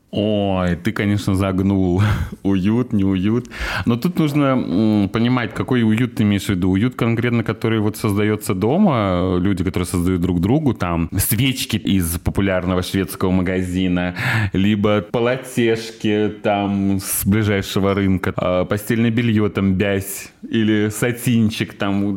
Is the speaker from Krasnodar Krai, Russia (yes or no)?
yes; Sochi, Krasnodar Krai, Russia; now in Kazan, Russia; мы были коренные сочинки